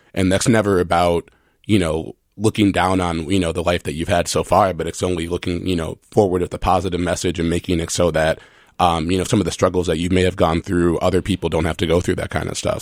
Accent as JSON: {"language": "English", "region": "Minnesota", "country": "United States", "said": "I'm from Minnesota"}